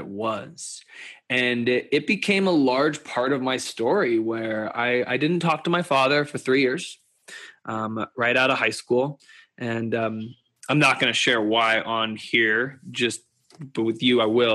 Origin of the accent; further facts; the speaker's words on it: Louisville, Kentucky, United States; I grew up in Louisville, Kentucky, and I am an Indian Jew